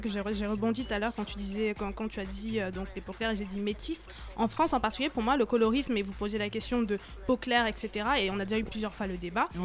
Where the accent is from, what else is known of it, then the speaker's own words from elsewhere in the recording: Cameroon; moved away; j'ai grandi en Afrique